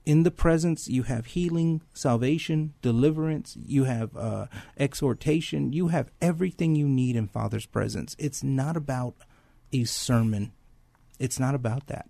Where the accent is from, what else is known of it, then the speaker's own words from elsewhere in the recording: San Antonio, Texas, United States; I grew up in San Antonio, went to Thomas Jefferson High School